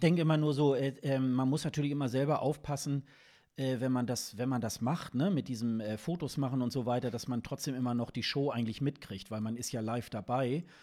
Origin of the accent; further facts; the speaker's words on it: Germany; als Deutsche